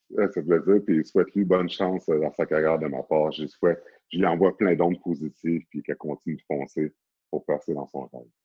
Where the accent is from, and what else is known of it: Sorel-Tracy, Quebec, Canada; born or raised there; moved away; also born or lived in Montreal, Canada